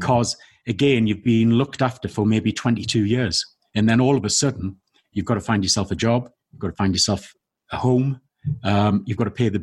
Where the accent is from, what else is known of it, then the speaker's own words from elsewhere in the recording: the Northeast, North East England, United Kingdom; I was born in the Northeast.